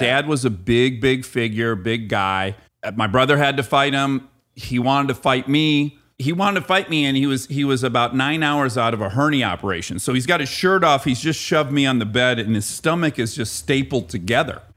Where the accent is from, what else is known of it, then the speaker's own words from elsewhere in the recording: Michigan, United States; moved away; I also grew up in a very blue-collar area of Michigan